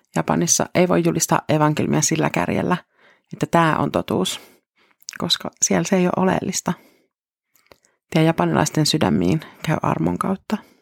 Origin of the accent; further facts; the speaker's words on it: Finland; Meille suomalaisille totuus on tosi tärkeä